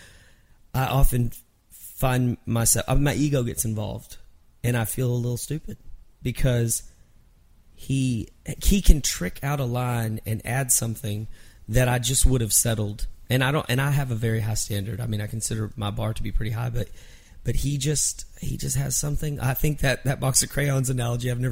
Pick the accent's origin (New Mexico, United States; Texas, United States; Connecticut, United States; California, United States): Texas, United States; Mineral Wells; moved away; I was in my hometown in Mineral Wells, Texas